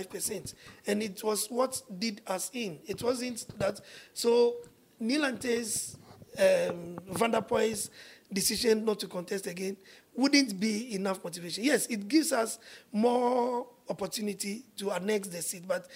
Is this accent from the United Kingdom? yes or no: no; Ghana; I come from Leshi